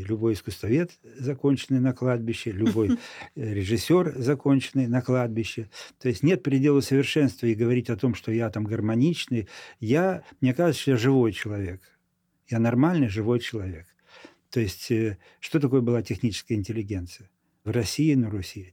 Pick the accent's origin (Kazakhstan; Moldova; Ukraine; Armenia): Moldova; moved away as an adult; also born or lived in Florești / Chișinău; now in Saint Petersburg, Russia; в Молдавии, откуда я родом, я знал хорошо молдавский язык